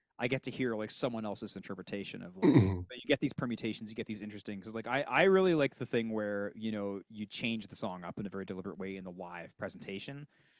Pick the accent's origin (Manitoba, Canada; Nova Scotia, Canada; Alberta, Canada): Nova Scotia, Canada; Sydney; I'm from Sydney.